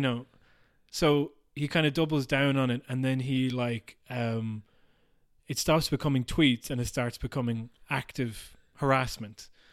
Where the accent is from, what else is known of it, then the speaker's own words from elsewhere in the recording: Ireland; being Irish